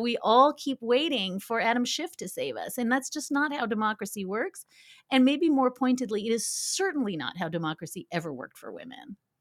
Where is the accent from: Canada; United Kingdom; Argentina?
Canada; now in United States; being Canadian